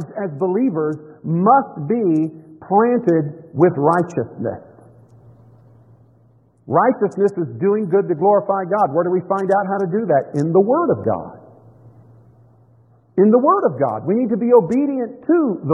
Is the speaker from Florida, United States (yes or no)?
yes; Tampa, Florida, United States; I grew up in Florida.